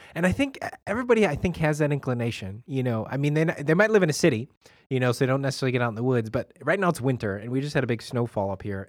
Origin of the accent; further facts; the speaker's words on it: Chicago, Illinois, United States; grew up in Chicago